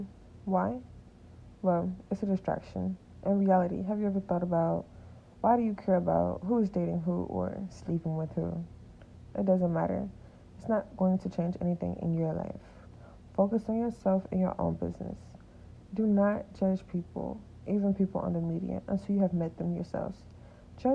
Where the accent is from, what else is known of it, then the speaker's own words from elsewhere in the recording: Atlanta, Georgia, United States; I was born in Atlanta, Georgia